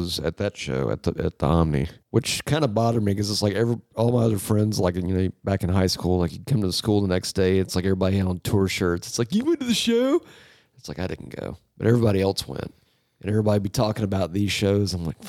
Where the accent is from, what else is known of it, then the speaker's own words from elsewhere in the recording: Georgia, United States; I'm from Georgia, dude. It's in South America.